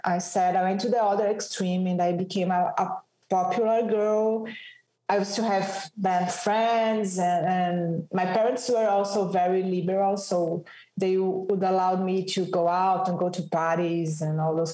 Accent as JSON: {"language": "English", "region": "São Paulo", "country": "Brazil", "tie": "born or raised there", "said": "I was born and raised in São Paulo, south of Brazil, a big city like New York."}